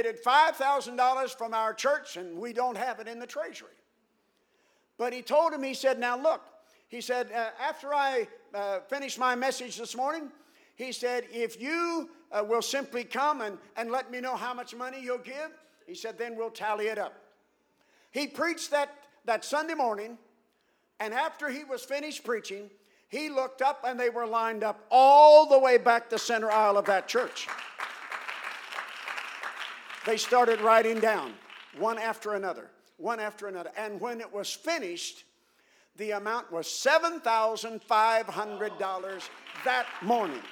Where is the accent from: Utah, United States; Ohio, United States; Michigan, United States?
Ohio, United States; now in St. Louis, United States; I'm originally from Ohio, although I've lived in St. Louis many years